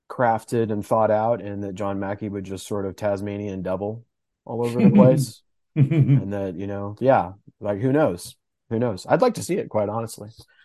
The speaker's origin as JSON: {"language": "English", "region": "the South", "country": "United States", "said": "I'm an off, but I'm from the South. So I feel like, you know, it gets hot."}